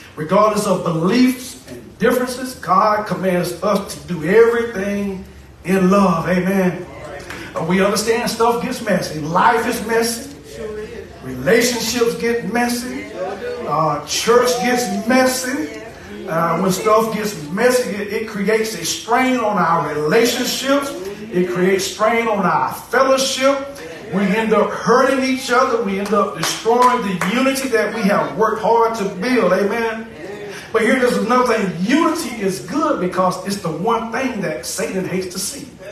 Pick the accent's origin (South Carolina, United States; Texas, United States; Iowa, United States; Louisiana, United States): South Carolina, United States; now in Chesapeake, United States; I'm from South Carolina